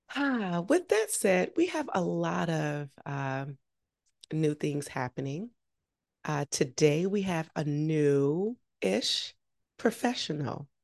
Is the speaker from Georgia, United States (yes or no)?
yes; Augusta, Georgia, United States; I grew up in Augusta